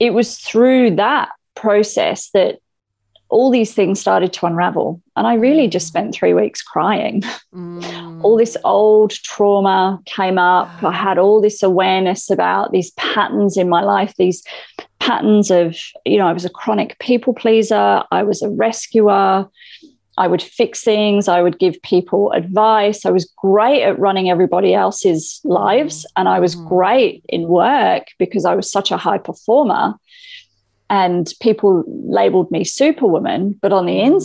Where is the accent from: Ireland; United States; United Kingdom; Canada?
United Kingdom; England; moved away as an adult; now in Australia; I grew up in England. I moved to Australia 18 years ago now